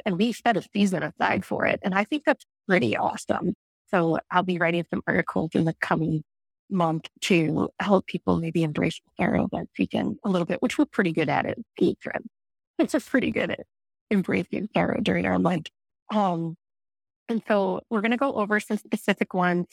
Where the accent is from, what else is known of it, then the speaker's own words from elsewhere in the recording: outside of St. Louis, Missouri, United States; I grew up in outside of St. Louis